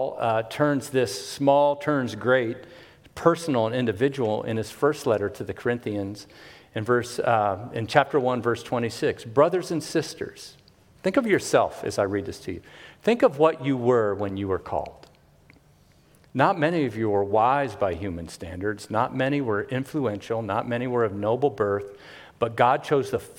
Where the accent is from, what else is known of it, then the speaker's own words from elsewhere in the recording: Miami, Florida, United States; hoodlum and little wannabe hippie growing up in Carroll City, Miami, Florida